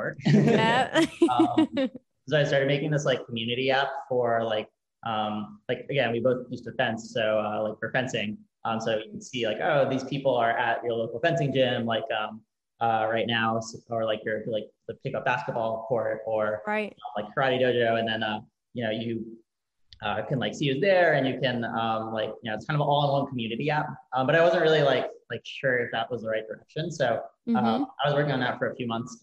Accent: Connecticut, United States; moved away as an adult; I grew up in Connecticut

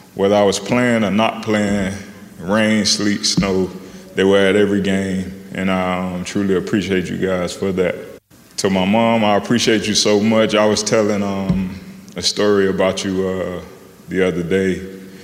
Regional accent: Miami, Florida, United States; moved away as an adult; I grew up in Miami.

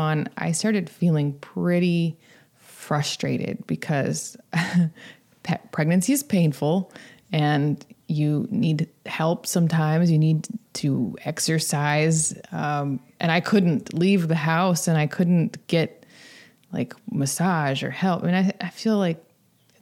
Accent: Atlanta, Georgia, United States; also born or lived in Shreveport, Louisiana / Athens, Georgia; Mostly in Georgia. Spent the early part of my life in Shreveport, Louisiana. But we moved when I was about 6 to the Atlanta area

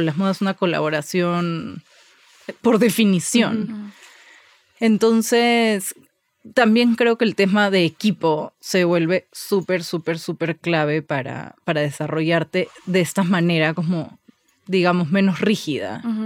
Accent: Lima, Peru; moved away as an adult; also born or lived in Barcelona; now in Mexico; crecí toda la vida en, en Lima

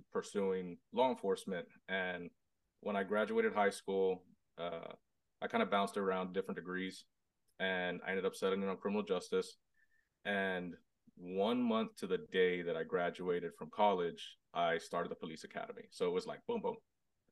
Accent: Robstown, Texas, United States; I'm from Robstown, Texas, Hispanic, born and raised, super small town, right outside Corpus Christi

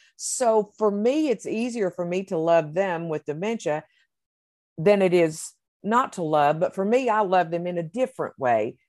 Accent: the South, United States; I'm from the South

